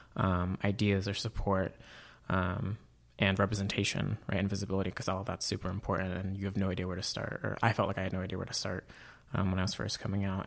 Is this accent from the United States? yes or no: yes; Auburn, California, United States; moved away as an adult; I grew up in Auburn, California